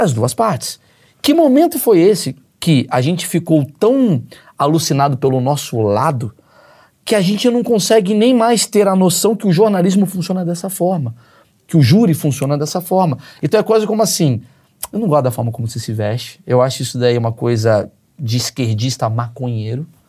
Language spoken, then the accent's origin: Portuguese; Rio de Janeiro, Brazil; Vim do Grajaú, do Rio de Janeiro, porra, sem grana